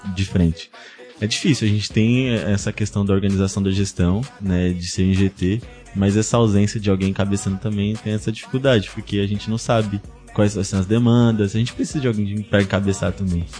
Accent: São Vicente, São Paulo, Brazil; sou de São, Vicente

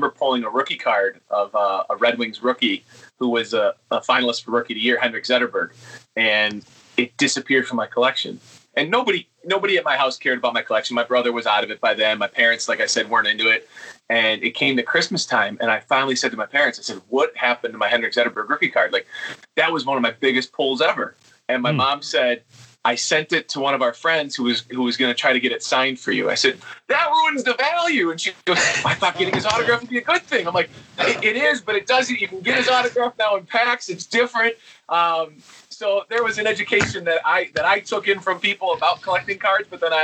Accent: Detroit, Michigan, United States; Growing up in Detroit in the 90s, hockey was really, really big

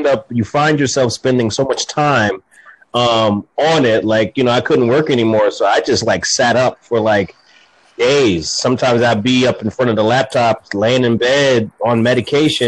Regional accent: Jersey City, New Jersey, United States; now in North Carolina, United States; I'm in North Carolina now. I'm born and raised in Jersey City, New Jersey

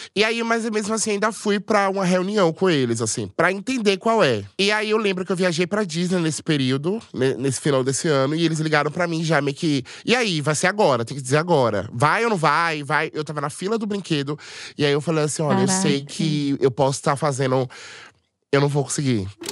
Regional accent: Salvador, Bahia, Brazil; Eu sou de Salvador, tenho 31 anos

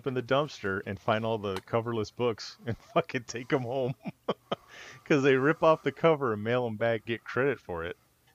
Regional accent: California, United States; moved away; when I was growing up in California

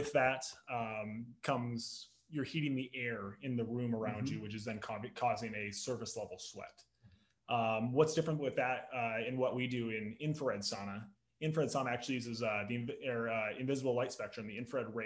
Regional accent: Sioux Falls, South Dakota, United States; also born or lived in Lincoln, Nebraska; now in Omaha, United States; I'm from Sioux Falls

